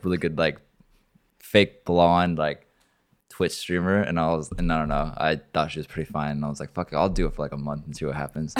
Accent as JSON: {"language": "English", "region": "Oregon", "country": "United States", "moved": "yes", "lives_now": "Miami, United States", "said": "I'm not from Florida, I'm from Oregon"}